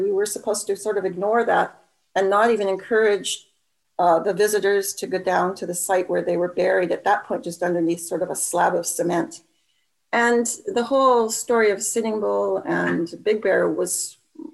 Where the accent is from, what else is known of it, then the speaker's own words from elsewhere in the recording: Saskatoon, Saskatchewan, Canada; growing up on the prairies and my homesteading roots of my mother in Manitoba, although I was born and raised in Saskatoon.